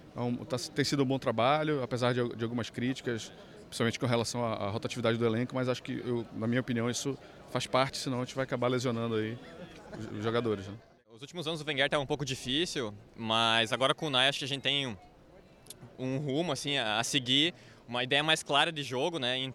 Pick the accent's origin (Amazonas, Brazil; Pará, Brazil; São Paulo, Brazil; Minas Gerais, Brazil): São Paulo, Brazil; Jales; Sou de Jales, interior de São Paulo.